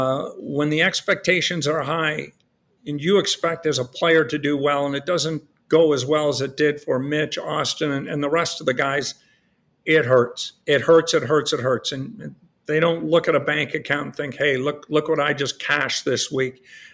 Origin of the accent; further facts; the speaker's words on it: Rouyn-Noranda, Quebec, Canada; moved away; also born or lived in Toronto; I grew up in Noranda, Quebec, and it's the hometown of Dave Keon. And I was 10 years old when the Leafs last won their Stanley Cup.